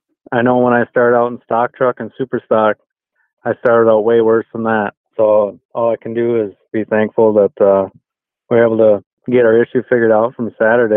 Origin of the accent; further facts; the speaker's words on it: Crandon, Wisconsin, United States; Antigo is definitely closer to hometown, I guess, and closer to home, but Crandon is definitely my hometown track.